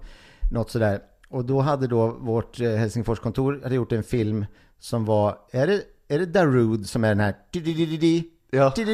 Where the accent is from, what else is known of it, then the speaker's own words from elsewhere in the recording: Gimo, Uppsala County, Sweden; moved away; Gimo, eh, orten där jag kommer ifrån